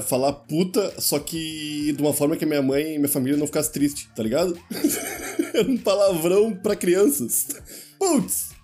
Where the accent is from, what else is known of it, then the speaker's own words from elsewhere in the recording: Rio Grande do Sul, Brazil; moved away; Eu, como uma criança gaúcha